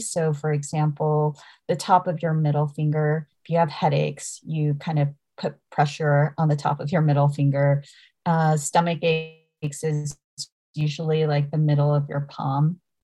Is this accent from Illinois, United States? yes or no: no; Dallas, Texas, United States; I'm Korean American. I was born and raised in Dallas, Texas